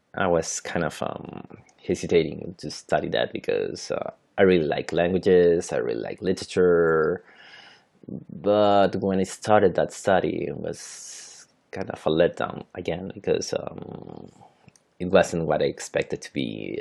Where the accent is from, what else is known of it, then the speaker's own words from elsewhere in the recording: Santiago, Santiago Metropolitan Region, Chile; first language Spanish; English is a second language; I'm from Santiago, Chile, so that is in South America.